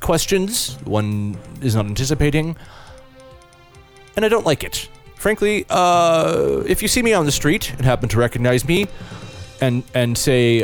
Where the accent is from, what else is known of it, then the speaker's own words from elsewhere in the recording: United States; I'm an American and, gosh, feel that because I've been born and raised here